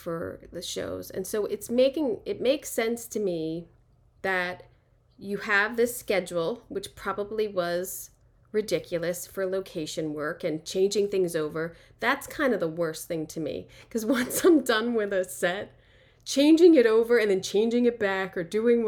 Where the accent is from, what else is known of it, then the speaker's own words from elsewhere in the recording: Philadelphia, Pennsylvania, United States; I'm from Philly.